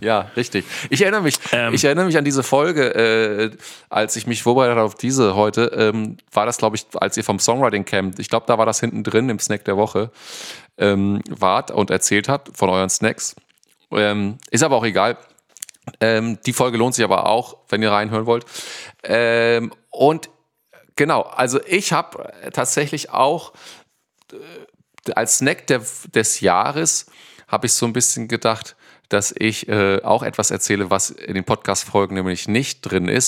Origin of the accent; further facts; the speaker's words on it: Northern Germany, Germany; bei uns im Norden